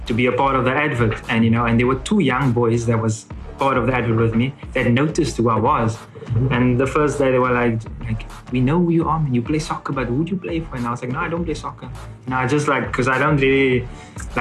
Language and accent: English; Cape Town, Western Cape, South Africa; moved away as an adult; also born or lived in Johannesburg; now in Finland; I'm from Cape Town